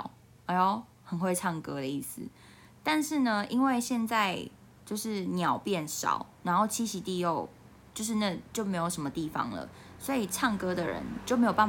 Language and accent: Chinese; Taiwan; 因为我台湾人都很很爱骂大陆人